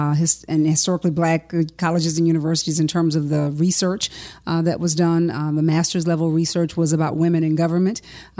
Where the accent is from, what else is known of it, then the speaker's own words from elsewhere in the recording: Baton Rouge, Louisiana, United States; Growing up in North Baton Rouge in the Scotlandville community has been sort of inextricably a part of my life.